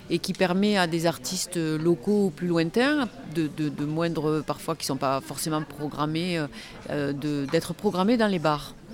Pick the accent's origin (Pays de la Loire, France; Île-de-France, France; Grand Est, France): Île-de-France, France; Paris; du coup j'ai 35 ans et je viens de Paris.